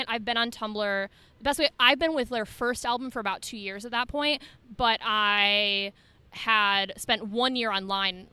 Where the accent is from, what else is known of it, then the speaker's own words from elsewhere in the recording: Detroit, Michigan, United States; growing up in the Detroit area